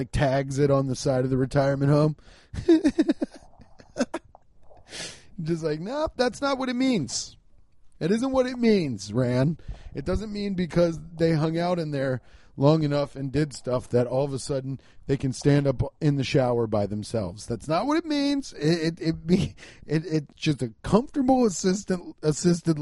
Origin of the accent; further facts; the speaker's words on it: Cincinnati, Ohio, United States; I'm holding down the Midwest, baby. I'm from Cincinnati